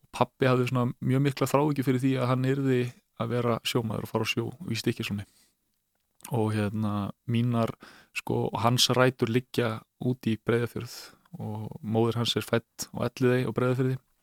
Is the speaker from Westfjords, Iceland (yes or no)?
no; Mosfellsbær, Capital Region, Iceland; also born or lived in Reykjavík; við flytjum hann upp í Mórsfjörnsveit eh, þar sem að mamma mín tekur síðan sama við eh, Helga Sigursson dýralagni og þar í rauninni slíti ég restina af batskónum